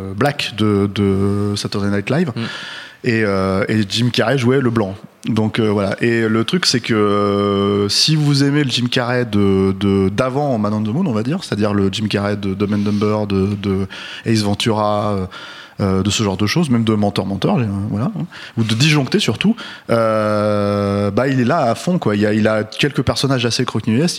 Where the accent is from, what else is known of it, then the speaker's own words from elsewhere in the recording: France; on est français